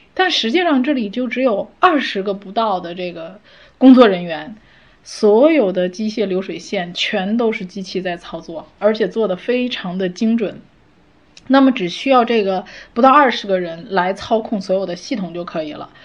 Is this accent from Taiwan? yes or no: no; China; 我们中国人